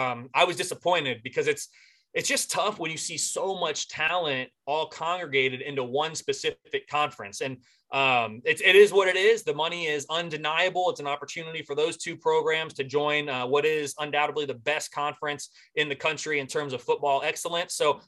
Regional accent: Indianapolis, Indiana, United States; I'm from Indianapolis. I live in the Midwest. I'm from the Midwest, been here my whole life, bit part of Big Ten country

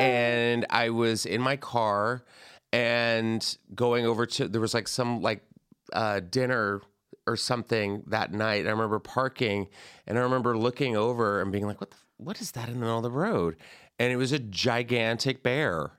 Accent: the South, United States; I'm from the South

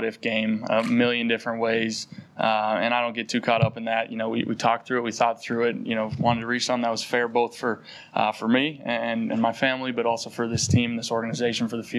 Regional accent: North Dakota, United States; moved away; growing up in North Dakota

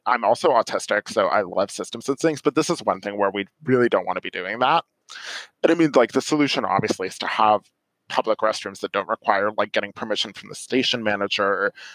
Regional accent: New York, United States; moved away as an adult; now in Silver Spring, United States

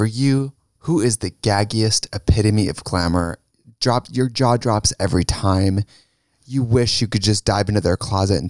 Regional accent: Wisconsin, United States; accent: Wisconsin; If you think my accent is strong, it's full Wisconsin.

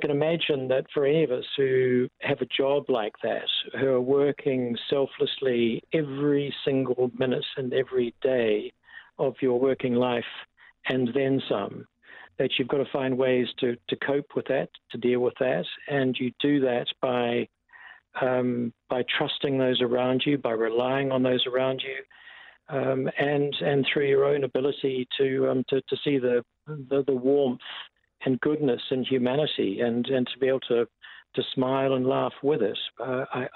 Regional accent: New Zealand; I'm very privileged as a New Zealander

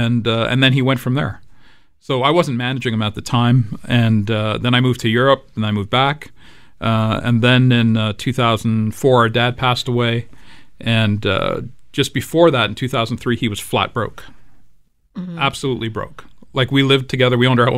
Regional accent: Brampton, Ontario, Canada; also born or lived in Toronto, Canada; We'd always lived in the west end of the city, anywhere from Avenue and Bloor all the way across to Runnymede and St. Clair. And then when we moved to Brampton in 75

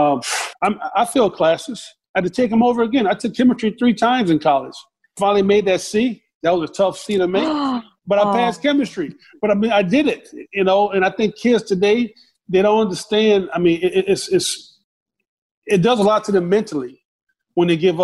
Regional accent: the South, United States; in my house growing up in the South

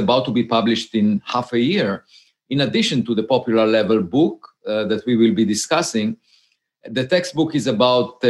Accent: Israel; moved away as an adult; now in United States; I grew up in Israel and I had to serve in the military.

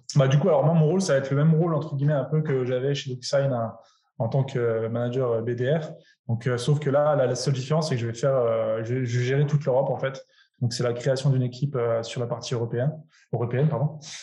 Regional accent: France; je suis français

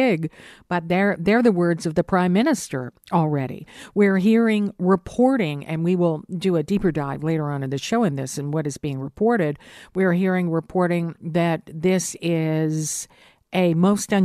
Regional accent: Hamilton, Ontario, Canada; And now it's a big cheers to Hamtown, my hometown.

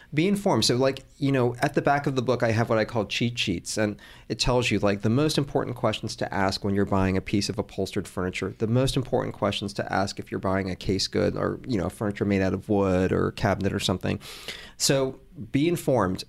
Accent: Atlanta, Georgia, United States; born or raised there; also born or lived in Hong Kong

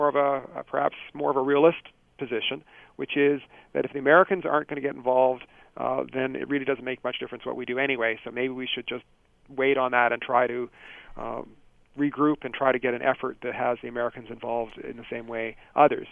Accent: Canada; part of being a Canadian

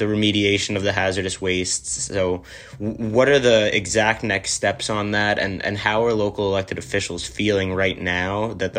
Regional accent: New York City, New York, United States; moved away as an adult; my hometown

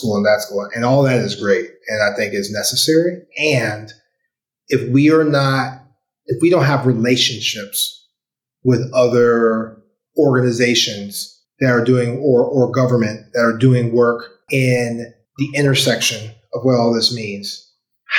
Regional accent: St. Louis, Missouri, United States; When I grew up in St. Louis in the 90s, in the 80s and 90s, St. Louis had busing

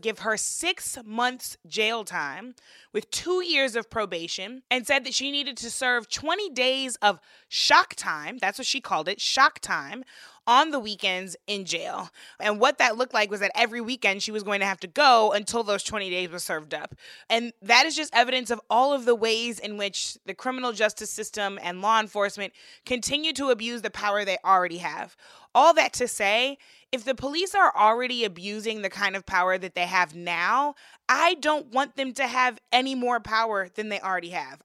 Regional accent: St. Louis, Missouri, United States; my hometown in St. Louis

